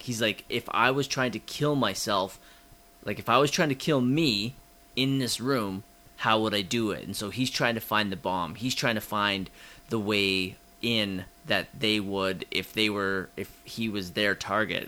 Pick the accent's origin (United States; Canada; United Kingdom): Canada; we're too Canadian